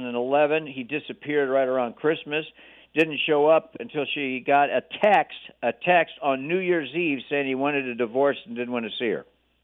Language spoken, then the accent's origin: English; Hawaii, United States; moved away; I'm from Hawaii.